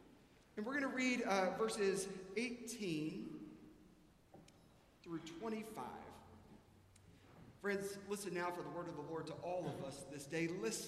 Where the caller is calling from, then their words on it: Atlanta, Georgia, United States; moved away as an adult; I was visiting here from Atlanta